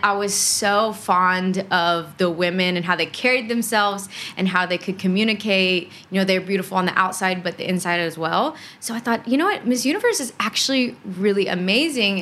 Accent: Houston, Texas, United States; I grew up in Houston, Texas. That is one of the major cities in Texas, born and raised there, kind of outside of Houston

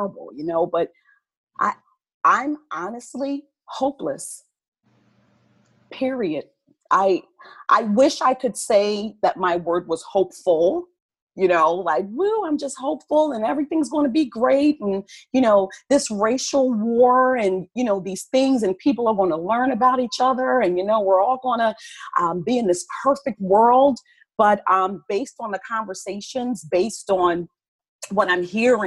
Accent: Philadelphia, Pennsylvania, United States; now in Florida, United States; I am originally from Philadelphia, born and raised, and am now in sunny Florida

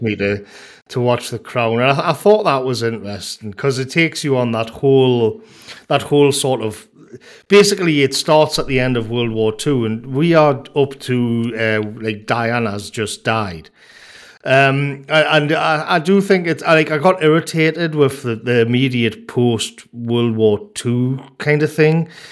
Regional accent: North Tyneside, North East England, United Kingdom; I grew up on North Tynesides

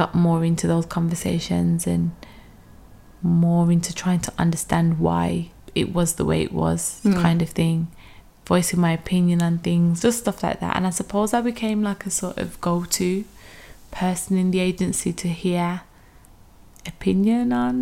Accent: Birmingham, West Midlands, United Kingdom; moved away as an adult; now in London, United Kingdom; I'm originally from Birmingham

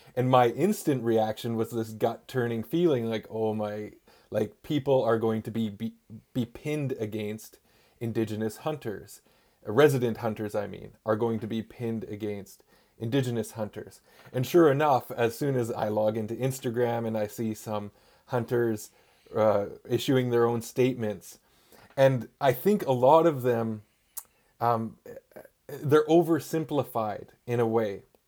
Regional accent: Gitxaala First Nation, Northwest Coast, British Columbia, Canada; I'm from the Git Gap First Nation on the Northwest Coast

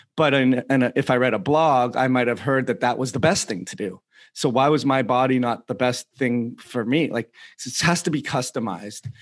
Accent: Toronto, Ontario, Canada; I'm from Toronto too

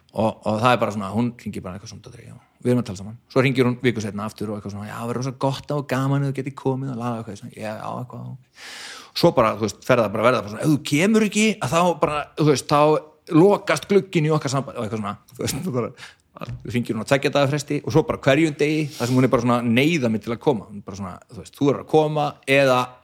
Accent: Garðabær, Capital Region, Iceland; kem bara úr FG, úr Garðabænum

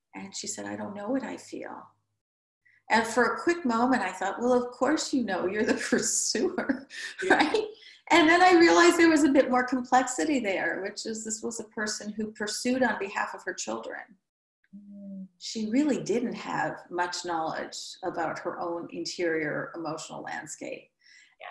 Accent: Midwest, United States; now in New York, United States; I'm from the Midwest

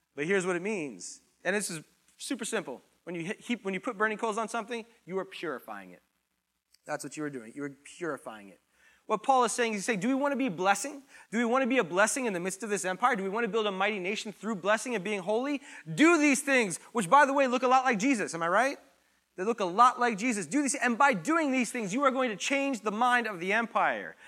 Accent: United States; I was born in America. I'm here in America

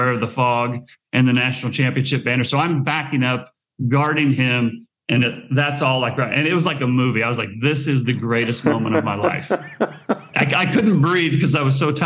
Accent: Nebraska, United States; I grew up in Nebraska

